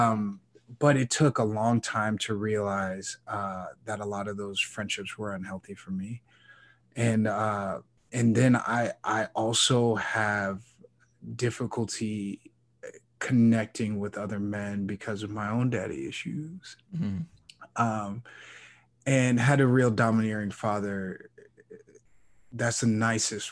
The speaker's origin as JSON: {"language": "English", "town": "Chicago", "region": "Illinois", "country": "United States", "tie": "born or raised there", "said": "growing up in Chicago"}